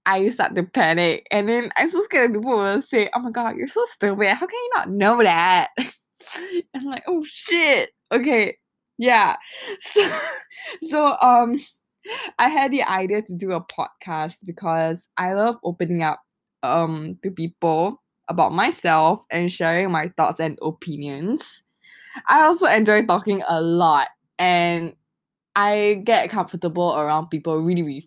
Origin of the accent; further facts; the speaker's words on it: Singapore; I am from Singapore